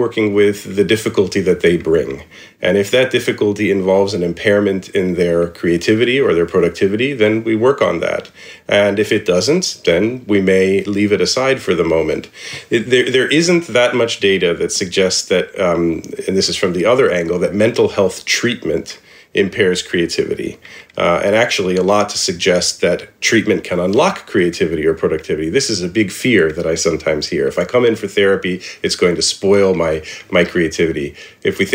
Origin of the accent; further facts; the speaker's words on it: Indianapolis, Indiana, United States; we grew up in Indianapolis